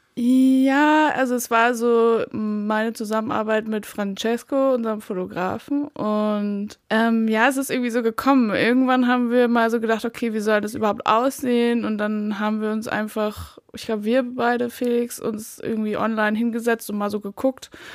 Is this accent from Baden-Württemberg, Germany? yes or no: yes; Baden-Württemberg, Germany; moved away as an adult; also born or lived in Rügen / Berlin; ich komme aus Baden-Württemberg eigentlich, bin aber nach der Schule erstmal nach Rügen emigriert komischerweise